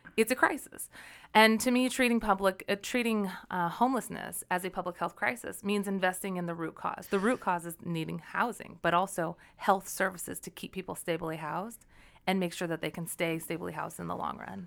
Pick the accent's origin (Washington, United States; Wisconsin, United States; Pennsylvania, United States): Washington, United States; Olympia; also born or lived in Denver; I grew up actually in the South end of Puget Sound in Olympia